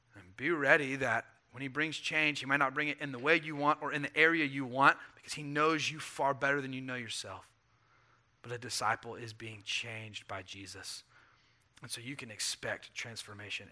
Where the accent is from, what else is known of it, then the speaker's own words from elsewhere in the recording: the South, United States; I grew up in the South where Christianity was a cultural artifact